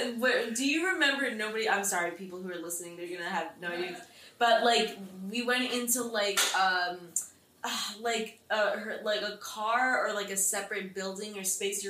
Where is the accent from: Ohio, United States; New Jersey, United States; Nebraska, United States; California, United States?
New Jersey, United States; Lyndhurst, Mahwah; now in Rutherford, United States; when I moved from Lyndhurst to Mahwah